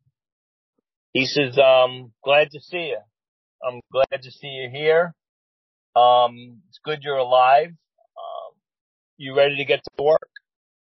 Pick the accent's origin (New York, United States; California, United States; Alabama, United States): New York, United States; New York City; moved away; I relocated back to where I was born and raised in Flushing, Queens